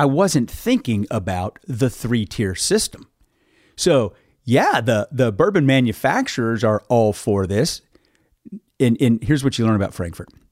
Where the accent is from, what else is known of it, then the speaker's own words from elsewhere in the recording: Carter County, eastern Kentucky, United States; now in Bardstown, United States; grew up in eastern Kentucky.